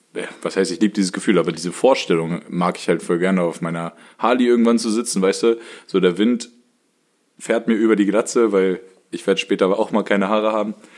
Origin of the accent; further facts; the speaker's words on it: Germany; und ich komme ja aus dem Harz